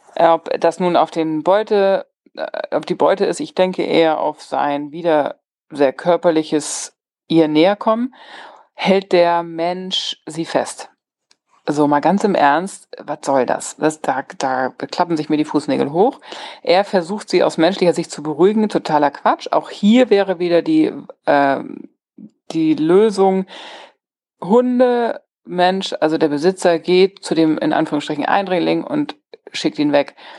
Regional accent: Germany; bei uns in Deutschland

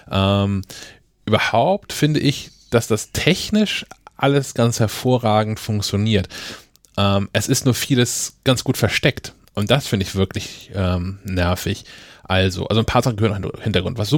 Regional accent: Kiel, Schleswig-Holstein, Germany; Kiel ist schon ein Film einfach eine Scheißstadt, aber es ist meine Stadt.

